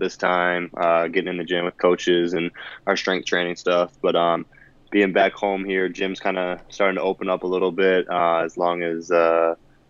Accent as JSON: {"language": "English", "area": "Mahtomedi High School", "region": "Minnesota", "country": "United States", "also_born_or_lived": "Aberdeen, South Dakota", "said": "I'm from Matamidai High School and graduated in 2017."}